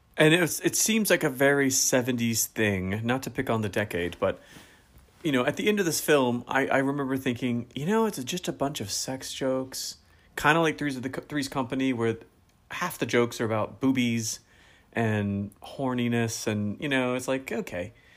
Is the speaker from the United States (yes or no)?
yes; United States; as an American